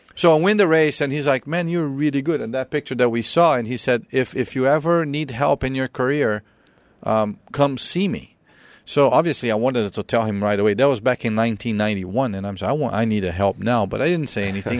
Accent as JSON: {"language": "English", "country": "Brazil", "tie": "born or raised there", "moved": "yes", "said": "growing up in Brazil, um, I lost my dad when I was thirteen"}